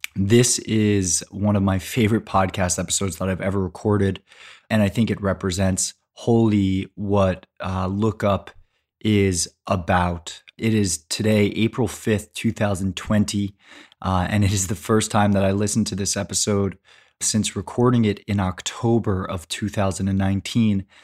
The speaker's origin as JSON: {"language": "English", "region": "California", "country": "United States", "tie": "born or raised there", "said": "my home state of California"}